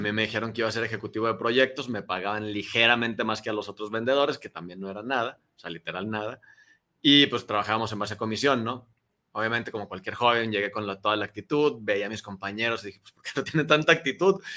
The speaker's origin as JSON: {"language": "Spanish", "region": "Durango", "country": "Mexico", "also_born_or_lived": "Torreón, Coahuila", "moved": "as an adult", "lives_now": "Guadalajara, Mexico", "said": "yo soy de Durango, ya tengo más de 10 años aquí en Guadalajara."}